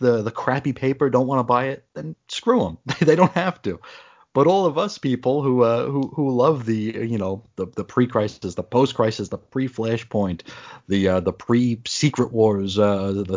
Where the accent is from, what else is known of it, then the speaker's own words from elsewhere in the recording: New York, United States; growing up in New York